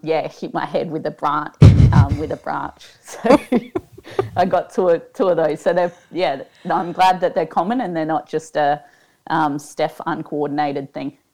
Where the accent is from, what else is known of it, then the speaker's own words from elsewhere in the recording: Adelaide, South Australia, Australia; moved away; trail running store down in Adelaide from, from my hometown